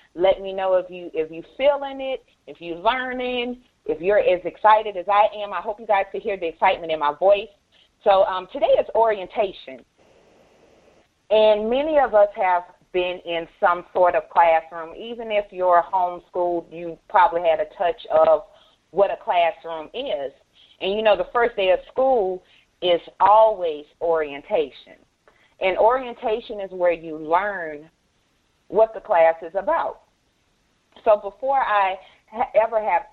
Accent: Louisiana, United States; I'm from Louisiana

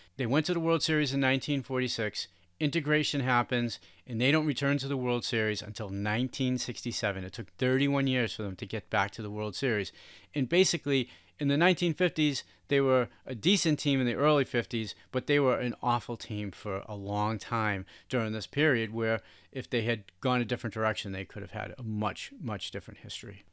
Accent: Boston, Massachusetts, United States; growing up in Boston

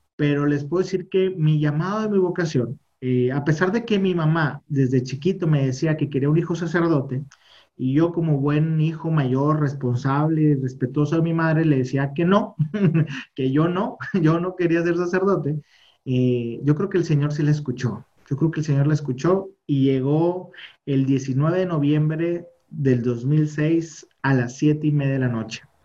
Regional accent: Monterrey, Nuevo León, Mexico; Yo soy de Monterrey, México, que es el norte de México. Acá estamos ahí en Nuevo León

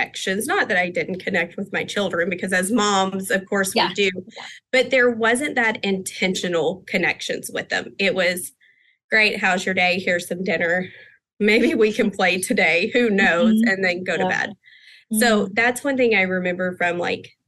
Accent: Texas, United States; I am from the Texas area. Our center is in Pasadena, Texas

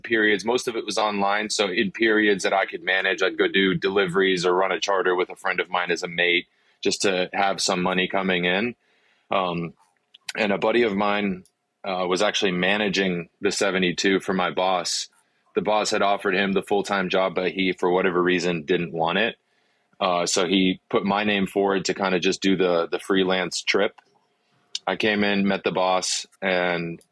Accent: Wilmington, North Carolina, United States; first language Afrikaans; English is a second language; also born or lived in South Africa; I'm from Wilmington. I graduated high school in Wilmington

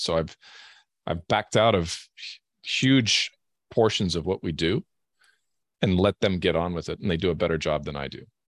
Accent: Canada; also born or lived in Europe / Germany; now in Washington State, United States; I hail from Canada originally

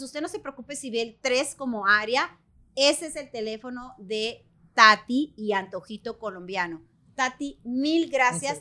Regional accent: Mexico; moved away as an adult; now in United States; tu carrera universitaria en mi país, México

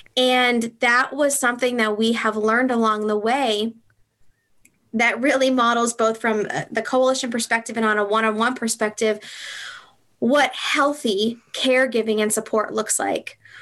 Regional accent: Franklin, United States; also born or lived in Southern California; I grew up in Franklin, and I had moved away and lived in Southern California for six years. And I moved back

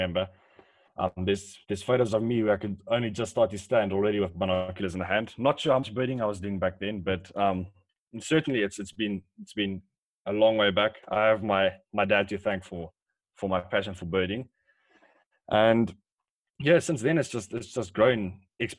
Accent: Polokwane, Limpopo, South Africa; I was born in Polokwane and I've been living in Polokwane for the past 18 years

